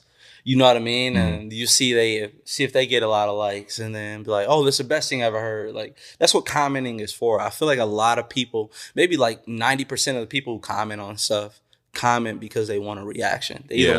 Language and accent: English; Whitefish Bay, Wisconsin, United States; you know, only has like a couple friends, you know, growing up in Whitefish Bay, you know what I mean?